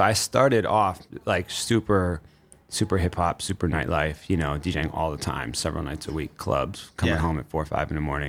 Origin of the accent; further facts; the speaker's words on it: Cleveland, Ohio, United States; moved away as an adult; now in New York, United States; I'm 40. So it's an interesting thing. My body has shifted as the years went on. Like, I didn't move to New York until I turned 30. I'm originally from Ohio.